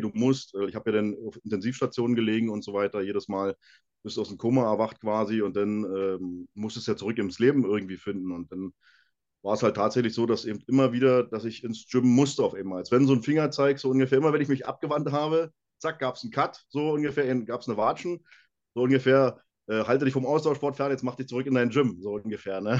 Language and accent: German; Brandenburg, Germany; moved away as an adult; now in Bavaria, Germany; ich komme ja aus Brandenburg, da gab es ähm, in meiner Nähe ähm, Lauchhammer als Kraftsportverein